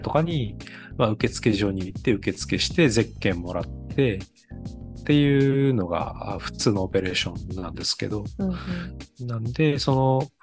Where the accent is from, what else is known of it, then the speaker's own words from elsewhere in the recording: Kanazawa, Ishikawa, Japan; うちの地元の金沢マラソン